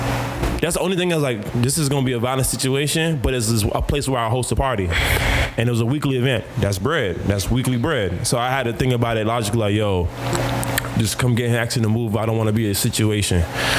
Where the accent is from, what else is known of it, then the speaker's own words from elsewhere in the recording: Jamaica; And me being Jamaican, not trying to, I'm trying to be a better version of me, not be in my homophobic, ignorant ways and be that Jamaican.